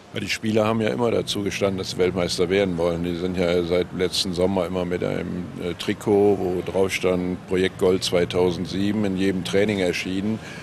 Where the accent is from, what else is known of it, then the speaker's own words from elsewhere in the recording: Gummersbach, North Rhine-Westphalia, Germany; ich habe so ein, so ein leicht gespaltenes Verhältnis zu meiner Heimatstadt Gummersbach